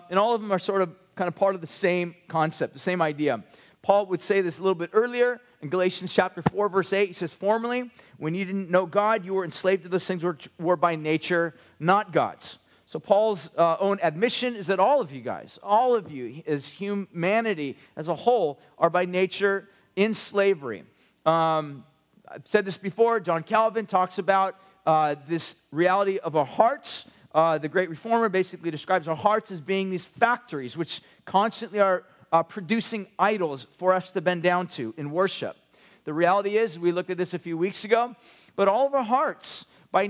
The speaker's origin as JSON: {"language": "English", "country": "United States", "said": "especially us as American Westerners"}